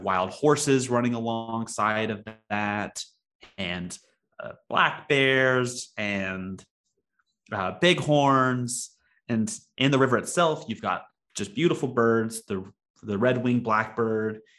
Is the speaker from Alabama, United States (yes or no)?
yes; Alabama Gulf Coast, United States; I grew up on the Alabama Gulf Coast, and so my father fished a lot when I was when I was a kid